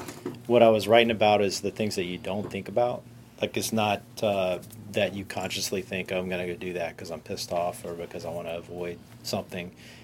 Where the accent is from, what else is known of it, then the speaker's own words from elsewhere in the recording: Ireland; I am Irish.